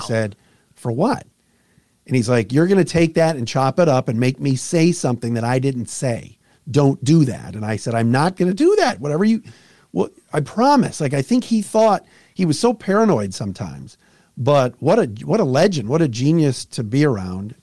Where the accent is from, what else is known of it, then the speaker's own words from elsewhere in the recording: Cleveland, Ohio, United States; moved away; I grew up in Cleveland